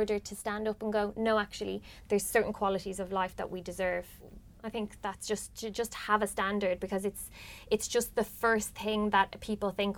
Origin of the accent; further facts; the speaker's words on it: Ireland; we're Irish